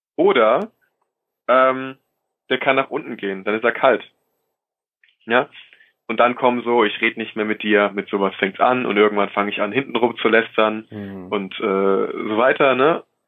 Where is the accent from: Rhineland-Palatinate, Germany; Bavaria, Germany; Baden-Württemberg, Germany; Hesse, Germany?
Rhineland-Palatinate, Germany; ich komme aus der Pfalz